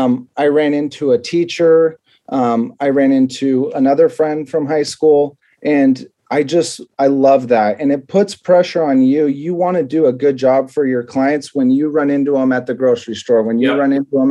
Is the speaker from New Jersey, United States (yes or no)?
no; Watsonville, California, United States; also born or lived in Indiana; I grew up in Watsonville, California.